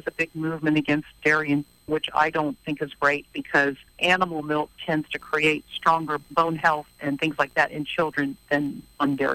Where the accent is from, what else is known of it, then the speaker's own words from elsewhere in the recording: Virginia, United States; moved away; I'm a girl from Virginia originally